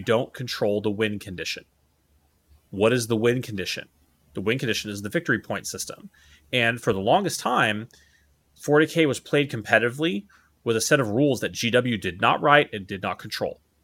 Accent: Dallas, Texas, United States; now in Hawaii, United States; my hometown for, for Christmas, uh, which is the Da-, which is Dallas, Fort Worth, Texas

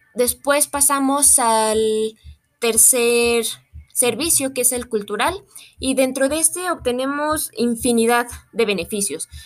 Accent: Mexico; como mexicanos somos un país muy entomofágico

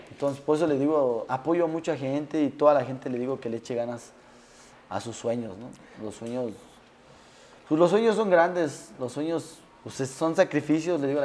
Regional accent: Mexico City, Mexico; Somos, como dices tú, somos chilangos y los chilangos.

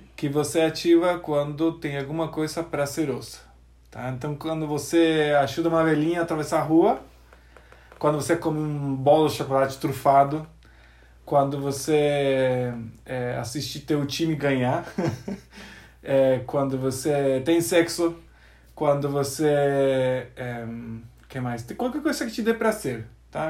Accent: Argentina; Portuguese is a second language; moved away as an adult; Eu sou argentino, nasci na Argentina. Tem uma universidade adventista lá. E eu nasci no povoadinho que rodeia a universidade

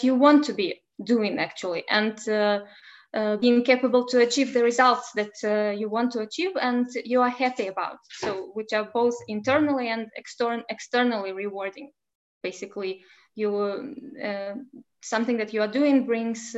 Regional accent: Belarus; now in Lithuania; I come from Belarus and now I live in Lithuania

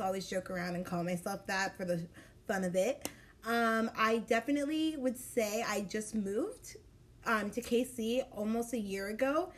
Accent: Dallas, Texas, United States; moved away as an adult; now in Kansas City, United States; I am from Dallas, Texas

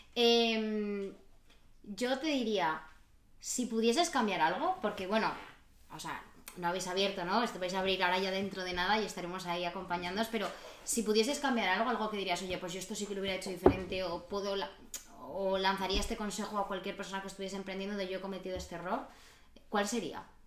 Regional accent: Madrid, Community of Madrid, Spain; moved away as an adult; now in Barcelona, Spain; como una madrileña que ya diría que soy catalana. Yo llevo aquí ya cinco años

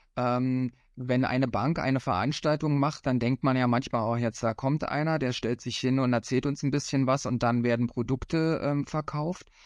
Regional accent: Cottbus, Brandenburg, Germany; in meiner Heimatstadt Cottbus, wo ich herkomme

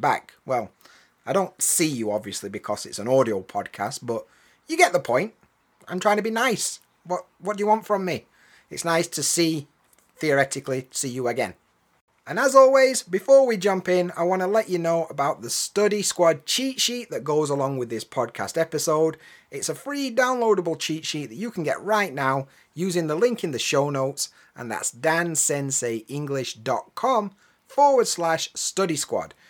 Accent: England, United Kingdom; now in Japan; as an English bloke

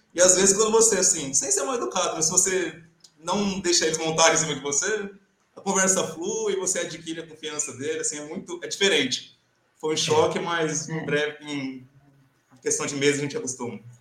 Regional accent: Brazil; moved away as an adult; now in Portugal; A gente, como brasileiro

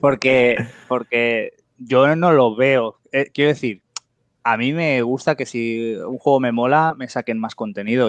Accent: Spain; todos somos españoles

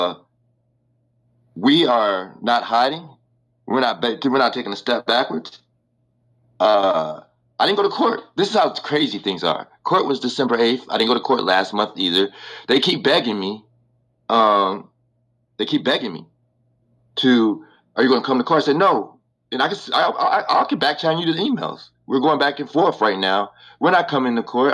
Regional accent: Chicago, Illinois, United States; also born or lived in California; I'm from Chicago, Illinois.

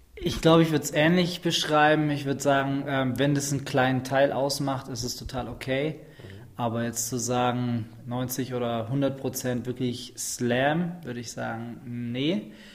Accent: Schwäbisch Hall, Baden-Württemberg, Germany; ich komme aus dem schönen Schwäbisch Hall zwischen Stuttgart und Nürnberg

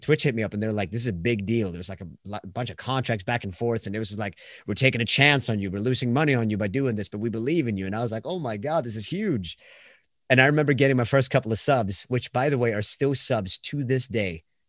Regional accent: Sweden; accent: Swedish; English is a second language; I'm from Sweden, so once again, it's gonna sound where I'm gonna be like the foreigner that can't say words.

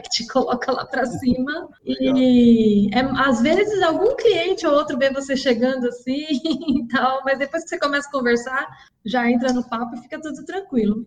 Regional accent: Osasco, São Paulo, Brazil; Eu nasci em Osasco e por aqui fiquei até, até os dias de hoje. Nunca saí daqui.

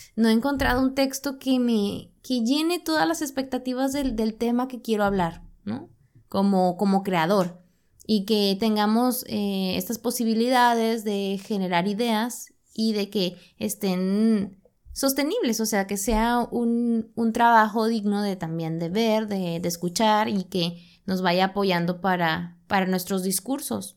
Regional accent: Monterrey, Nuevo León, Mexico; nosotros que somos de Monterrey, que vivimos en un contexto sumamente industrial

